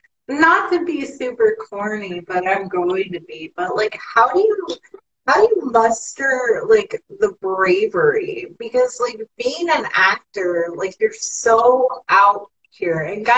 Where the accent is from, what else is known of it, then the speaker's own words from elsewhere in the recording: Midwest, United States; I'm from the Midwest, y'all.